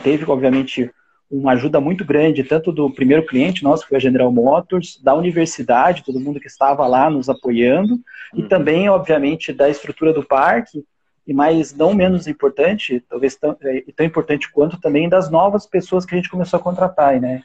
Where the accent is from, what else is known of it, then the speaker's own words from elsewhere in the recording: Curitiba, Paraná, Brazil; moved away as an adult; also born or lived in São José dos Campos / Germany; Eu, eu nasci em Curitiba, em 2004 eu fui para São José dos Campos